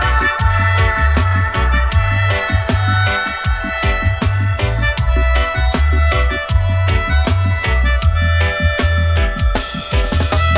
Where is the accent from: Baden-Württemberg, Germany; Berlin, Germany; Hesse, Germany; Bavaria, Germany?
Baden-Württemberg, Germany; near Pfullendorf; English is a second language; Keep It Real Festival in Pfullendorf, Pull It Up Village, nearby my hometown